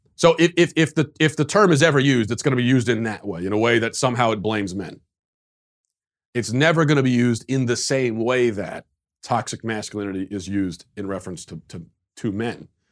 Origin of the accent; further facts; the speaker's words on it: United States; as an American